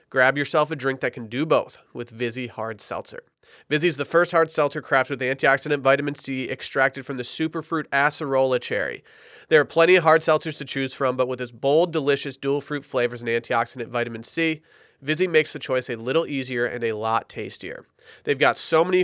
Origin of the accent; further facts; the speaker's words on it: Harbor Springs, Michigan, United States; now in Austin, United States; my hometown, Harbor Springs, Michigan